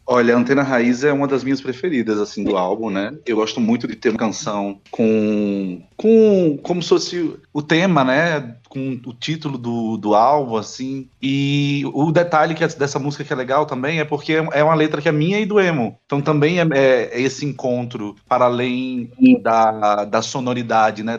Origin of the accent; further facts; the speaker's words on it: Natal, Rio Grande do Norte, Brazil; moved away; de mim, que veio do território que é o Rio Grande do Norte